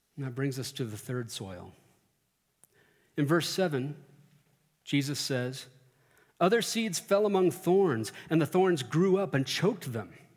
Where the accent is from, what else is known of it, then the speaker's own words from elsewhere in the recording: Central Texas, United States; now in Colorado, United States; growing up in Central Texas